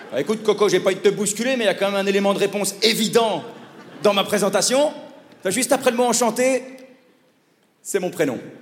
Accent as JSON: {"language": "French", "country": "Belgium", "also_born_or_lived": "Paris", "accent": "Belgian", "said": "mon accent de belge"}